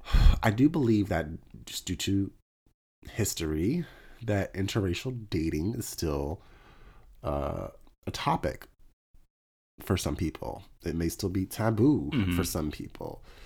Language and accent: English; London, United Kingdom; It says in my profile, I'm from London. Like, I'm really going with this whole London